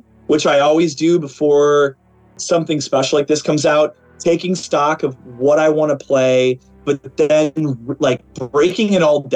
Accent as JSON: {"language": "English", "town": "Chicago", "region": "Illinois", "country": "United States", "tie": "born or raised there", "said": "I'm from Chicago"}